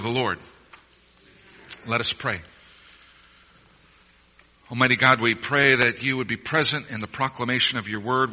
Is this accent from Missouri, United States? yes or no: yes; Missouri, United States; moved away; As a kid growing up in Missouri